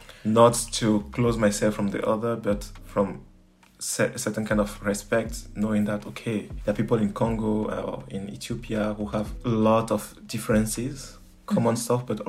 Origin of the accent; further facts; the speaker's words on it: Lomé, Maritime, Togo; also born or lived in Dakar, Senegal; I was born in Togo. I was born in Lomé, in the suburb of Lomé in Togo, and spent some years there. But yeah. My teenage were in Dakar, Senegal.